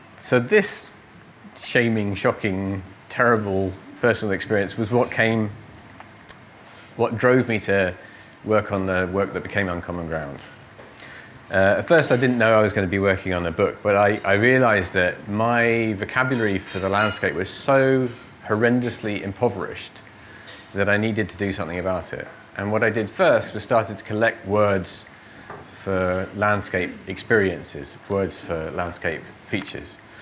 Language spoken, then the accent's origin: English; Cornwall, South West England, United Kingdom; my childhood in Cornwall